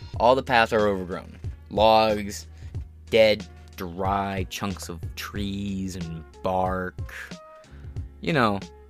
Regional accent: United States; as an American

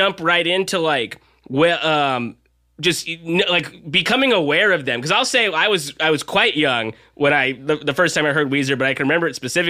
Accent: Southern California, United States; I'm from Southern California.

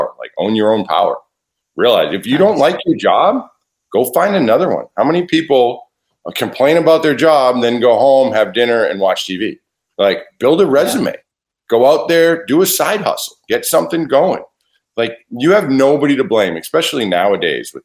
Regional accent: South Shore, just outside Boston, Massachusetts, United States; now in Nashville, United States; I was born just outside of Boston, Massachusetts, so on the South Shore, and grew up there

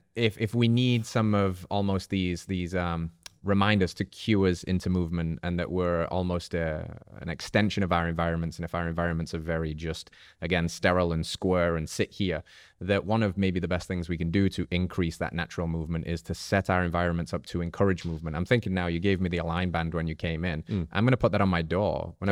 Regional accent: England, United Kingdom; I'm English.

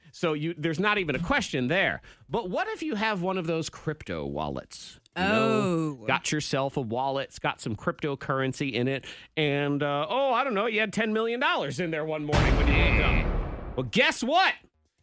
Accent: Massachusetts, United States; now in Virginia, United States; I grew up in Massachusetts

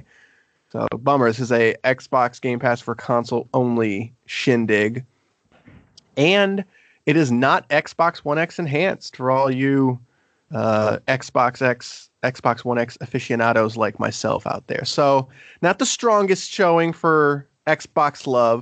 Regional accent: South Bend, Indiana, United States; I'm from South Bend

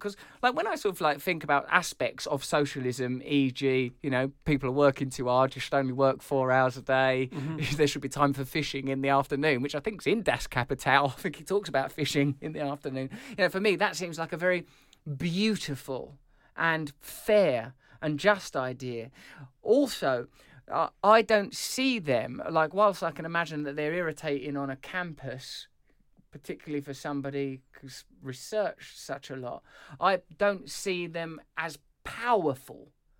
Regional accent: England, United Kingdom; As an English person, I accept that.

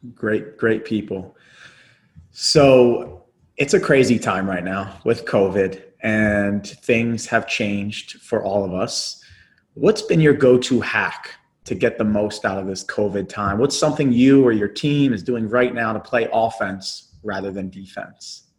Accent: Philadelphia, Pennsylvania, United States; I was in my hometown, the, the city that I was born in, and the founding of America

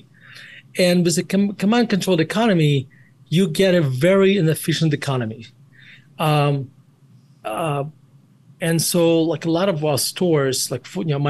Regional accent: Murmansk, Murmansk Oblast, Russia; moved away as an adult; now in Denver, United States; I was born in Murmansk, Russia, and that's where I spent most of my, basically the first 18 years of my life

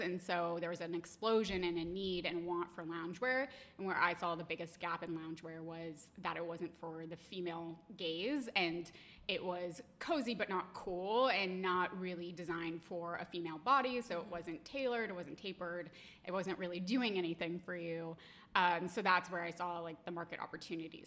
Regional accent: Boulder, Colorado, United States; now in Boston, United States; we're both from Boulder, Colorado, and we both went to the same high school

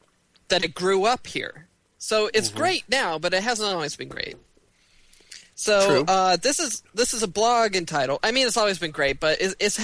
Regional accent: Western Washington, United States; growing up in Western Washington

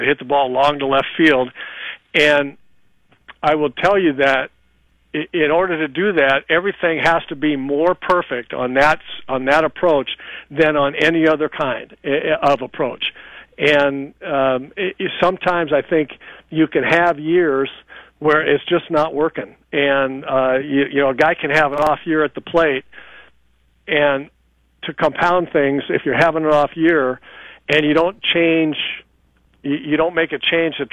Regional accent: Los Angeles, California, United States; I was a Dodger fan, you know, for a long time growing up in L.A.

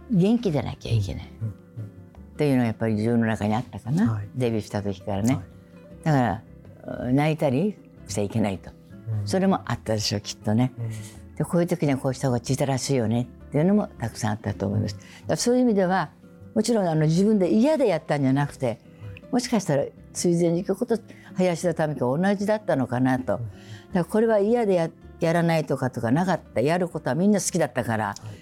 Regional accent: Kumamoto, Japan; moved away; 私熊本で生まれてなかった歌い手になってません

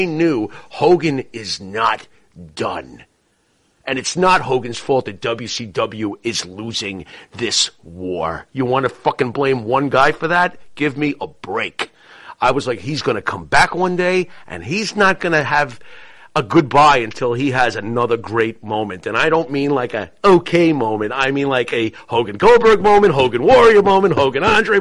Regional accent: New York, United States; coming from New York, and this is New York where we grew up on Vince

